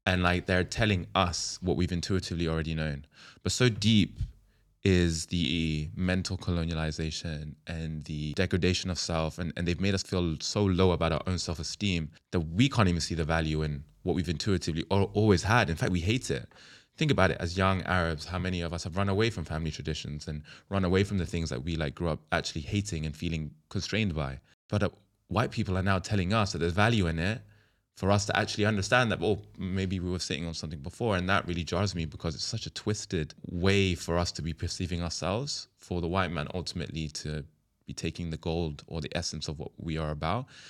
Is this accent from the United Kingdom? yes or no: yes; London, United Kingdom; I'm a London boy, born and raised, but I'm Yemeni, Indonesian, Kenyan, Pakistani